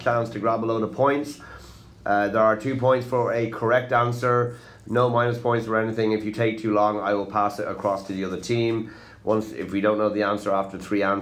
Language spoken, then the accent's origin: English; Ireland; Because I'm from Ireland